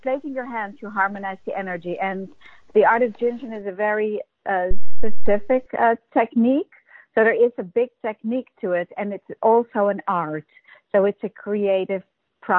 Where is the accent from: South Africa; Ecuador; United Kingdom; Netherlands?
Netherlands; moved away as an adult; also born or lived in New York, United States; I came from Holland at 18 to be a dancer in New York